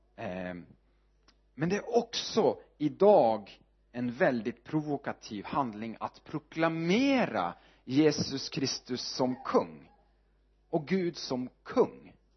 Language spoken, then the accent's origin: Swedish; Northern Norway, Norway; Swedish is a second language; moved away as an adult; also born or lived in Sweden; now in Örebro, Sweden; jag är född uppe i Nordnorge